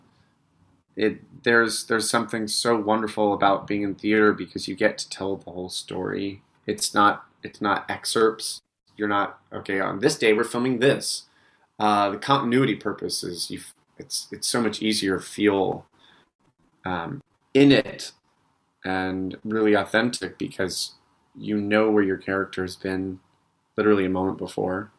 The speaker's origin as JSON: {"language": "English", "region": "Utah", "country": "United States", "tie": "born or raised there", "moved": "yes", "lives_now": "New York, United States", "said": "growing up in Utah"}